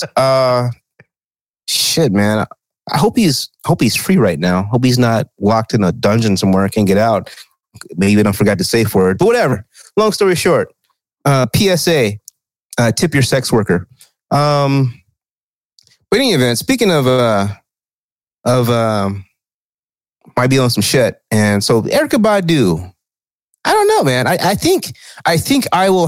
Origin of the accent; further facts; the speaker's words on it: the South, United States; Growing up in the South